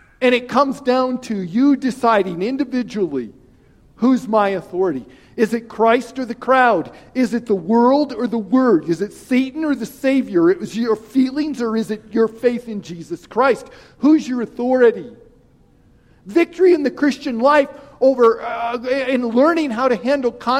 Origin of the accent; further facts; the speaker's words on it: Wyoming, United States; I'm from an ag area. I'm from Wyoming